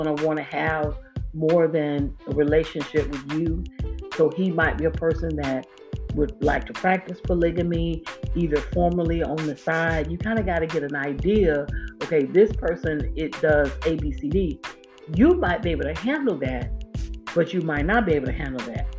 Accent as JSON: {"language": "English", "region": "Florida", "country": "United States", "tie": "born or raised there", "moved": "yes", "lives_now": "Georgia, United States", "said": "I live in Georgia, I'm from Florida. I know how to get home. I know how to get to my hometown"}